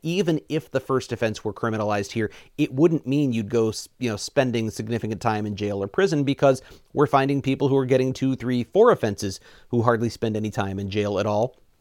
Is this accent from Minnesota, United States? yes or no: no; Missouri, United States; moved away as an adult; now in Wisconsin, United States; I'm from Missouri originally. I've now lived in Wisconsin for sixteen years.